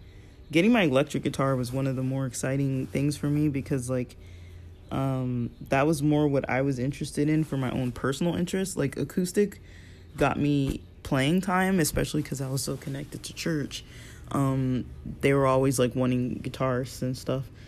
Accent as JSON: {"language": "English", "town": "Los Angeles", "region": "California", "country": "United States", "tie": "born or raised there", "also_born_or_lived": "Torrance, California", "said": "we moved from Westchester to Torrance"}